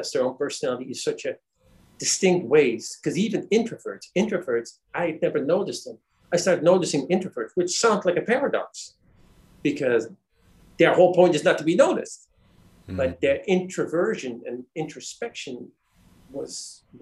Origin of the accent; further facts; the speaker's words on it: D.C., Virginia / Washington, United States; also born or lived in Netherlands; now in Trinidad and Tobago; We lived in Virginia, but I went to school in D.C. Most of my life was in D.C., and we just lived across the border in Virginia.